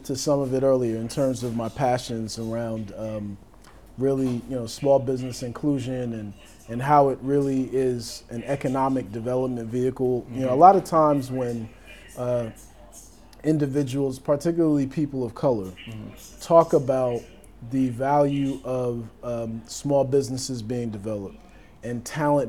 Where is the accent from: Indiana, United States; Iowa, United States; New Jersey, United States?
New Jersey, United States; Montclair; also born or lived in Brooklyn, New York / South Florida / Charlotte, North Carolina; now in North Carolina, United States; Born in Brooklyn, grew up in Montclair, New Jersey.